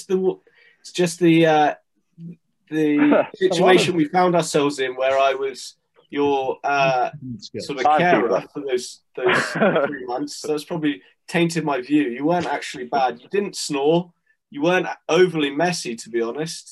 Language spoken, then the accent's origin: English; Canada; I grew up playing in Canada